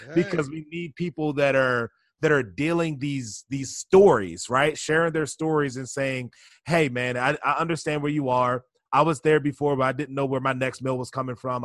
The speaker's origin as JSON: {"language": "English", "town": "Baltimore", "region": "Maryland", "country": "United States", "tie": "born or raised there", "said": "I was born and raised down in Baltimore, Maryland"}